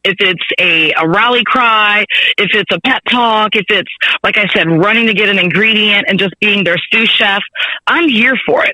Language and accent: English; Texas, United States; I'm from Texas.